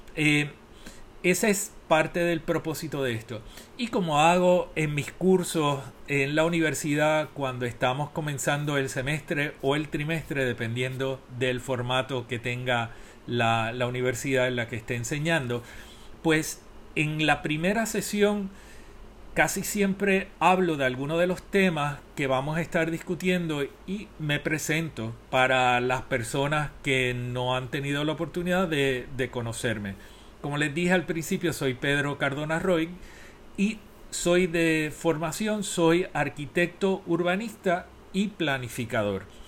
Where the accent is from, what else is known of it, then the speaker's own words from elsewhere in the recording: Puerto Rico; moved away as an adult; Soy el primer puertorriqueño acreditado